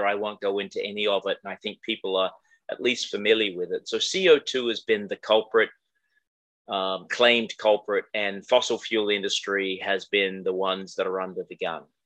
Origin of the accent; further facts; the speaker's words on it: Australia; moved away as an adult; also born or lived in Iowa, United States; now in United States; I'm Australian originally.